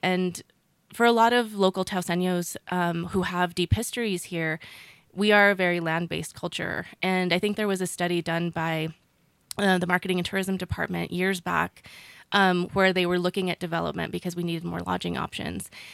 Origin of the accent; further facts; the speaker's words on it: Ranchos de Taos, New Mexico, United States; moved away as an adult; I myself grew up in Ranchos